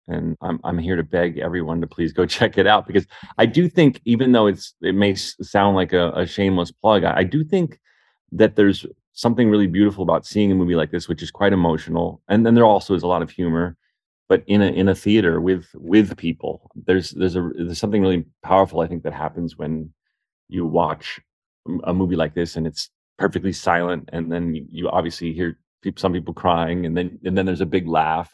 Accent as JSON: {"language": "English", "town": "South Orange", "region": "New Jersey", "country": "United States", "tie": "born or raised there", "said": "my hometown, which is South Orange, New Jersey"}